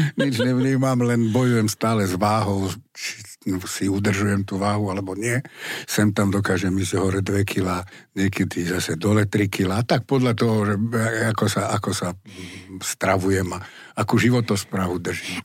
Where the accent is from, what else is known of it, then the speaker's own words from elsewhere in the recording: Bratislava, Bratislava Region, Slovakia; som Bratislavčan, vyrastal som v Bratislave